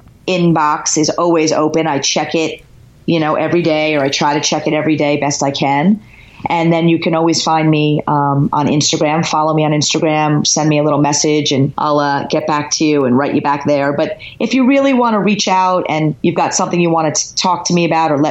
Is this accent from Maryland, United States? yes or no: no; New Jersey, United States; I am from Jersey. Yeah. I am proud, born and bred Jersey girl.